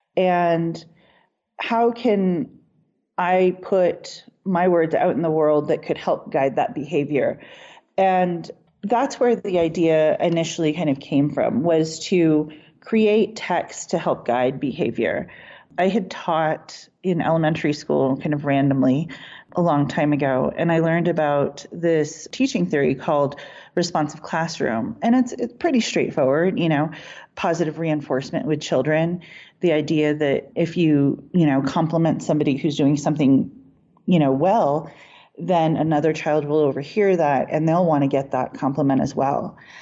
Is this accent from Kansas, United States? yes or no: yes; Lawrence, Kansas, United States; also born or lived in Taos, New Mexico / New Hampshire; now in Boulder, United States; when I growing up in Lawrence, Kansas, I was native in a predominantly white community. And then when I moved to New Mexico and we lived in Taos